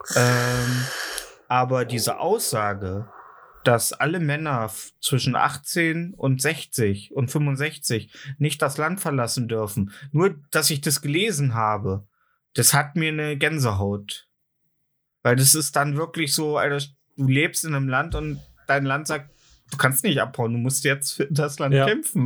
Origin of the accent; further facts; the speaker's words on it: Germany; bei uns in Deutschland